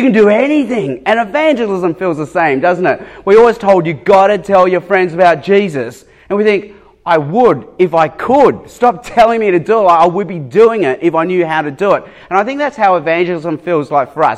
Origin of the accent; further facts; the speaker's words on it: Sydney, New South Wales, Australia; also born or lived in Hong Kong / Darwin / Adelaide; from the age of eight onwards, we moved to Sydney, and I've grown up in Sydney.